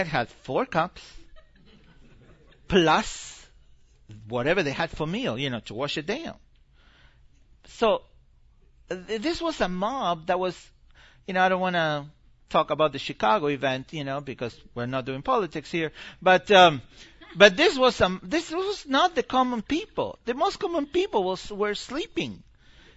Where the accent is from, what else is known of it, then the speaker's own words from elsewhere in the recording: Argentina; moved away; I grew up in Argentina.